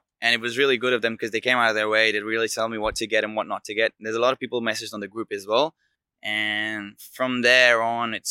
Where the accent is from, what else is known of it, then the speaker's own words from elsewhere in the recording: Delhi, India; moved away as an adult; now in Melbourne, Australia; I'm from India, from Delhi. And I'm now based out of Melbourne in South Bank